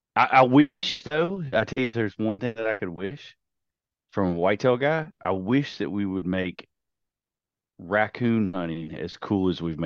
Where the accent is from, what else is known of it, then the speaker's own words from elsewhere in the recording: Virginia, United States; I grew up in Virginia, but it I don't think we had any coyotes around.